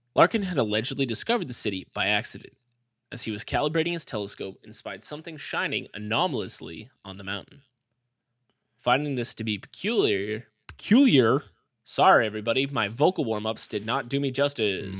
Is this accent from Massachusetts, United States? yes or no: yes; Massachusetts, United States; I'm from Massachusetts, it's like a very all white town